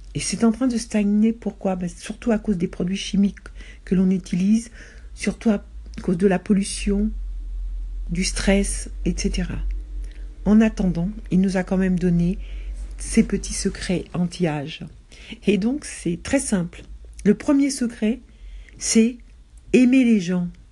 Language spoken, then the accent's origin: French; Paris, Île-de-France, France; Depuis mon enfance jusqu'à ma vie de jeune adulte, j'ai été élevée dans les trois premiers arrondissements de Paris